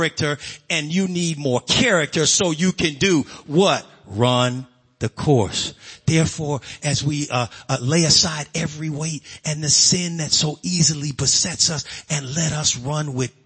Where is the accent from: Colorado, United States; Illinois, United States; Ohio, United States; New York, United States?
Illinois, United States; Chicago; growing up on the South Side in Chicago